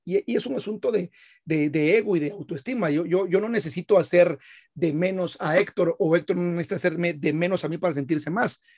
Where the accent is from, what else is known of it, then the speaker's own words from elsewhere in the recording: Guatemala; soy de Guatemala